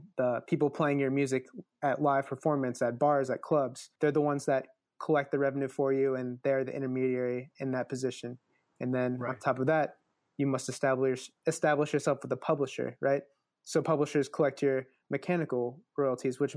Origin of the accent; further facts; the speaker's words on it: Midwest, United States; I'm from the Midwest